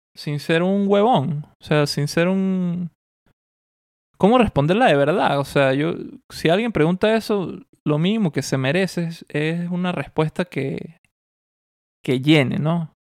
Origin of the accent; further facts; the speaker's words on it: Mérida, Venezuela; moved away; Mérida, donde yo nací y de donde yo soy, donde viví gran parte de mi vida